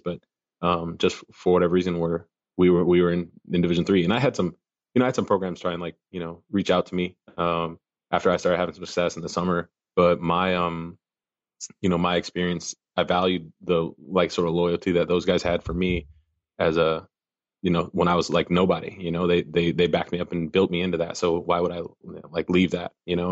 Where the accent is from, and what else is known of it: Minnesota, United States; now in Arkansas, United States